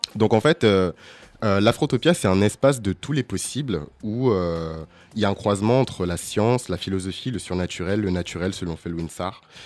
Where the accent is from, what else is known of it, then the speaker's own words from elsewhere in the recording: France; Moi, je suis noir, tu vois, j'ai grandi en France.